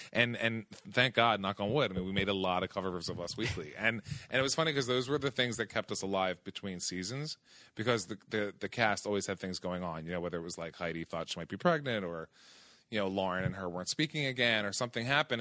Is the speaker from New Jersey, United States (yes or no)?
yes; outside of Philadelphia, New Jersey, United States; moved away; I grew up in, in, outside of Philadelphia, in South Jersey.